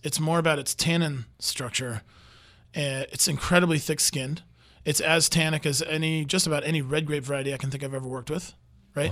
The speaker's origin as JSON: {"language": "English", "country": "United States", "said": "I'm American and I don't even speak French."}